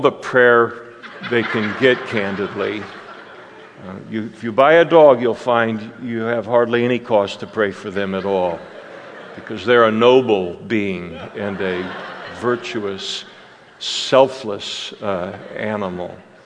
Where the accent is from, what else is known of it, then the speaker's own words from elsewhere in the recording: Scotland, United Kingdom; I'm a Scot through and through